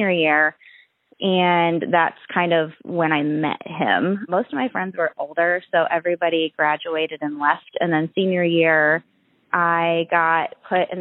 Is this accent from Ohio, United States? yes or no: yes; Mansfield, Ohio, United States; I grew up in Mansfield, Ohio